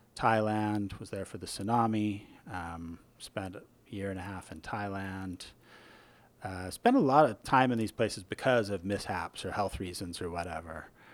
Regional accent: Newport Beach, California, United States; moved away as an adult; also born or lived in Irvine, California; now in San Francisco Bay Area, United States; I'm a transplant. I grew up in Southern California

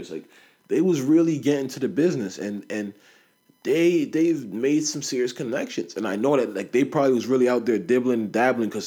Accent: Nigeria; I'm Nigerian my mom's Nigerian, like my whole family's Nigerian, both sides

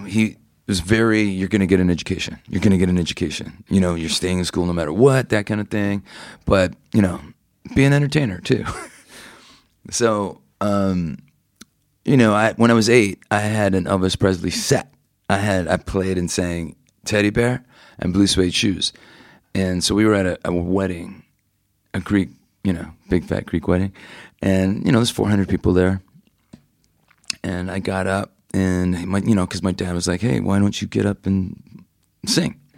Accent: Toronto, Ontario, Canada; I grew up in Toronto, Canada

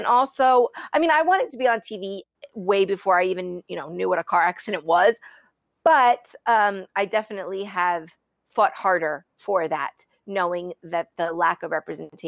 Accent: New Jersey, United States; I am Sicilian, I am from Jersey

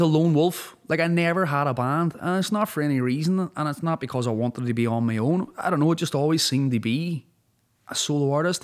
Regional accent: Derry, Northern Ireland, United Kingdom; moved away as an adult; also born or lived in Donegal, Ireland / Los Angeles, United States / London, United Kingdom; I grew up in a city like Derry.

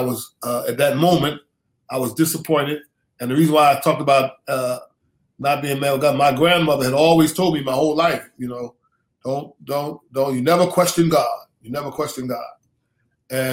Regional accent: Philadelphia, Pennsylvania, United States; I grew up in Philadelphia, mm-hmm. in inner city schools, went to West Philadelphia High School

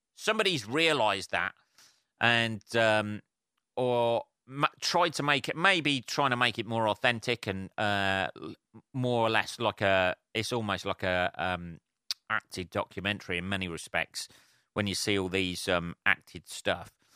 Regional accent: England, United Kingdom; I'm English

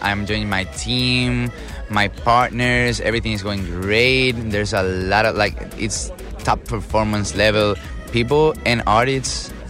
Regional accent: Spain; I'm from Spain

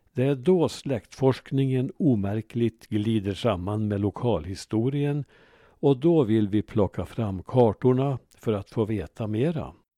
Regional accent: Ransby, Värmland, Sweden; min hemby Ransby

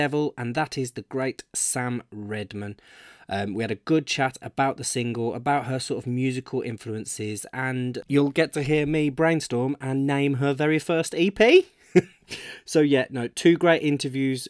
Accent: Birmingham, West Midlands, United Kingdom; it's my hometown Birmingham

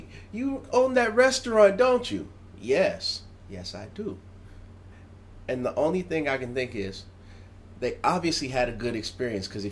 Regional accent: the South, United States; now in Tokyo, Japan; I'm from the South.

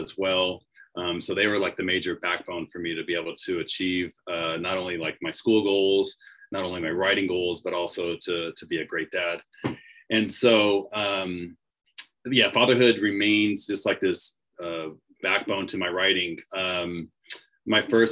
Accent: Long Beach, California, United States; I was born, raised, and educated here in Long Beach, born at a community hospital. And then I was raised in Wrigley section of Long Beach.

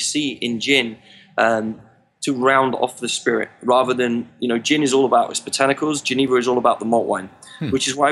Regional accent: England, United Kingdom; As an Englishman

